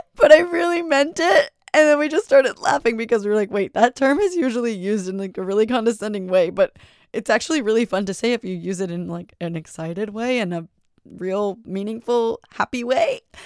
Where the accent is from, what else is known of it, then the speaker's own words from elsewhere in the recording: New York, United States; I'm from New York